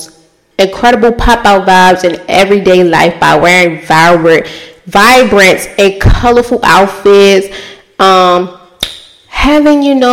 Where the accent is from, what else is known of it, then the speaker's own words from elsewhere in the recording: Baltimore, Maryland, United States; I'm from Baltimore